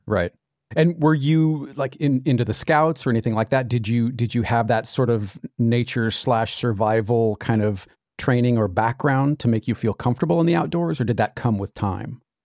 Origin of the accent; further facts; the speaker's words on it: California, United States; also born or lived in Arizona; I, I grew up in California, but every summer from, gosh, the time I was five until college, really, we were in Arizona.